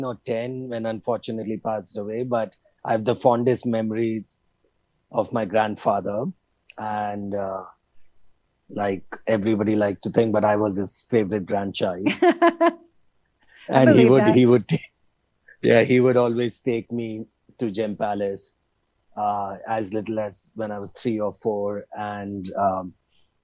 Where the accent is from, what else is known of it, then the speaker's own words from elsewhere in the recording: Jaipur, Rajasthan, India; Born and brought up in Jaipur, popularly known as the Pink City